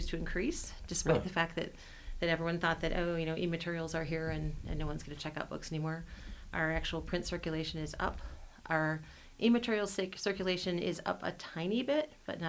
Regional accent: Midwest, United States; moved away as an adult; also born or lived in California / Washington State; now in Longmont, United States; the communities I grew up in the Midwest

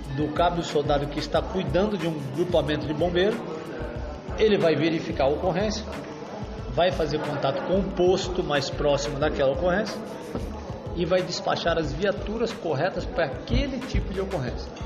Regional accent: Santos, São Paulo, Brazil; Só nasci criado em Santos, moro lá até hoje

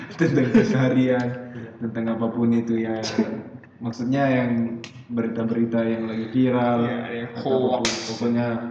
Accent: Pangkep, South Sulawesi, Indonesia; saya lahir di Sulawesi Selatan yeah. dan ciri khas dari daerah saya itu ya nama daerah saya kan Pangkep

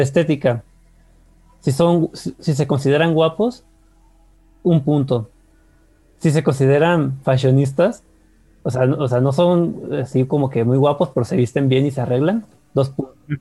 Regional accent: Mexico; somos mexicanos

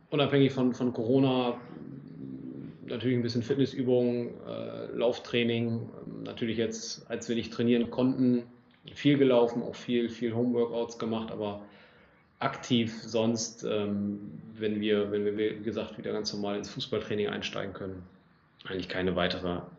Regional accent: Großenkneten, Lower Saxony, Germany; moved away as an adult; also born or lived in Frankfurt am Main; now in Oldenburg, Germany; 28 Jahre alt, komme gebürtig aus Großen Kneten, bin hier aufgewachsen, bin dann nach dem Abitur und einem FSJ äh, bei der EWE e in Oldenburg angefangen, bin dann auch nach Oldenburg gezogen.

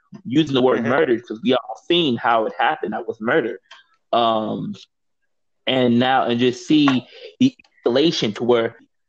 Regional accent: St. Louis, Missouri, United States; moved away; I grew up in St. Louis, not in Ferguson, but like closer to like downtown St. Louis.

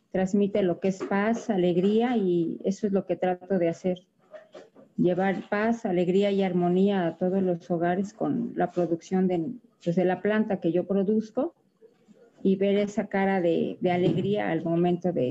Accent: Xochimilco, Mexico City, Mexico; yo soy originaria de aquí de la Ciudad de México. Pertenezco a la delegación Xochimilco y tengo ya 12 años dedicándome a esta actividad

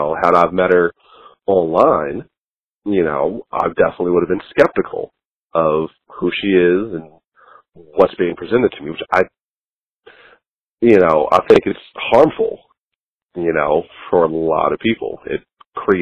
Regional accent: United States; As an American

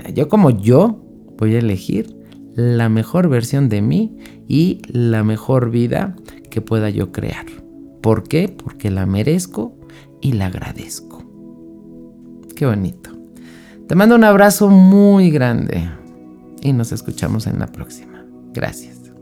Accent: Mexico; yo soy de México

